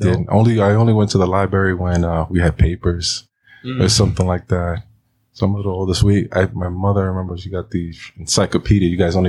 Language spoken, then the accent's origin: English; New York City, New York, United States; also born or lived in Astoria, Queens; I grew up in Washington Heights, Manhattan.